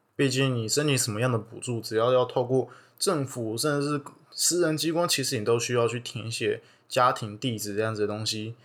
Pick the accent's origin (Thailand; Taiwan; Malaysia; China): Taiwan; Taipei; 我从小就在万华长大